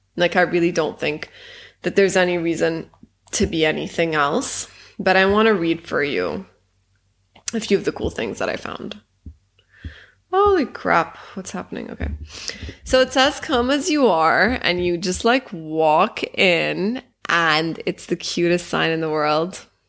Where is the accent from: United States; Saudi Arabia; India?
Saudi Arabia; Jeddah, Makkah Province; moved away; also born or lived in Egypt; even though I grew up in Saudi Arabia for eighteen years, it's my second home, Jeddah